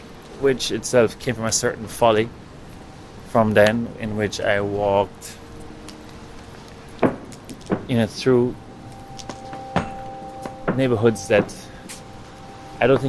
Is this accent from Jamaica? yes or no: yes; Jamaica; accent: Jamaican; now in New York City, United States; my Jamaican accent